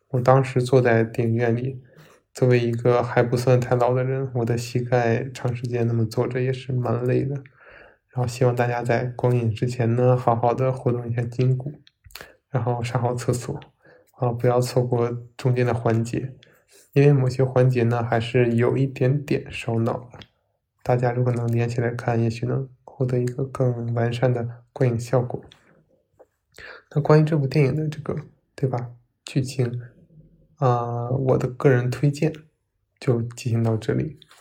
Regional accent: Northeast China, China; 我也是一个东北人

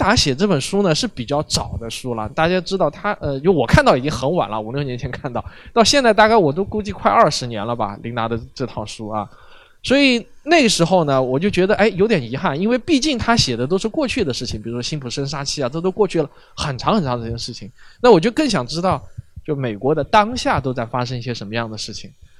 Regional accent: China; 我们在国内这样子成长起来的话

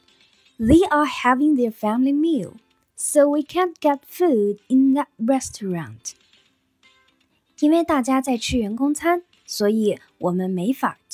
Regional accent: China; 我们中国人认为结婚就是成家，开始有自己新的家庭。

